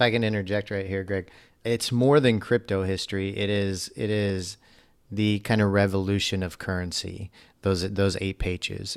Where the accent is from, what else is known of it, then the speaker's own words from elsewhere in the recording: United States; As an American myself